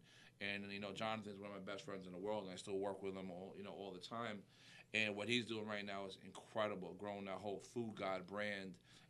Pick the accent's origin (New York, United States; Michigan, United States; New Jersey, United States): New York, United States; Westchester; accent: New York; moved away as an adult; now in Florida, United States; I lived in Westchester. I grew up in Westchester.